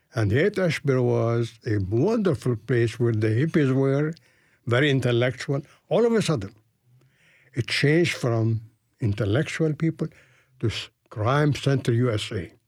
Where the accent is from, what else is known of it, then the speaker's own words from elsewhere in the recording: Beirut, Beirut Governorate, Lebanon; moved away as an adult; also born or lived in Palestine / San Francisco; now in Nashville, United States; I grew up in Beirut, Lebanon.